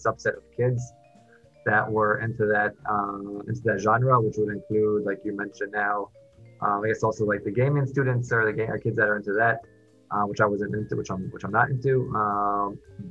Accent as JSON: {"language": "English", "town": "New York City", "region": "New York", "country": "United States", "tie": "born or raised there", "moved": "as an adult", "lives_now": "Miami, United States", "said": "I grew up in Queens, New York for the first 18 years, more or less"}